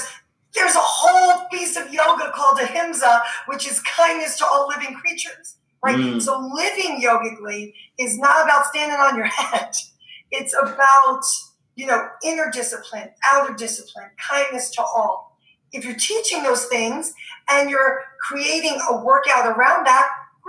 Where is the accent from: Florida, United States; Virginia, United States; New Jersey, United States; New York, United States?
New York, United States; New York City; I'm from New York